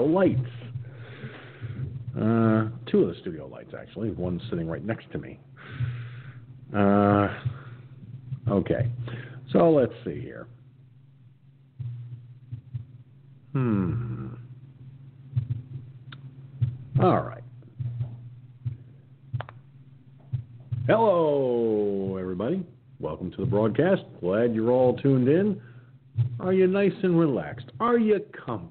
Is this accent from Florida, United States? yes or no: no; Peekskill, New York, United States; moved away; my hometown of Peekskill, New York